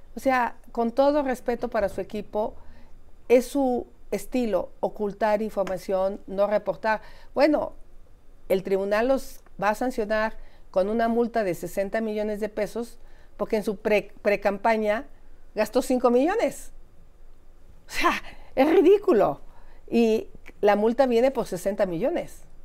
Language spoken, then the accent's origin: Spanish; Mexico; como mexicanos